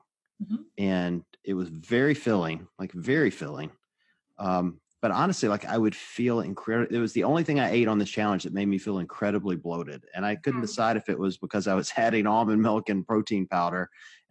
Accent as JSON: {"language": "English", "region": "the South", "country": "United States", "tie": "born or raised there", "said": "I grew up in the South"}